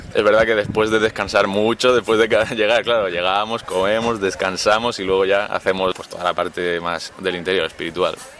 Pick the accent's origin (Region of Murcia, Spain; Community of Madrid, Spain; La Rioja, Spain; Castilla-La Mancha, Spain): Region of Murcia, Spain; Cartagena; tengo 19 años y soy de Cartagena. En Murcia.